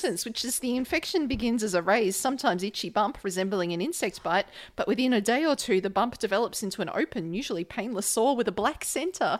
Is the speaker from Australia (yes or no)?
yes; Australia; as an Australian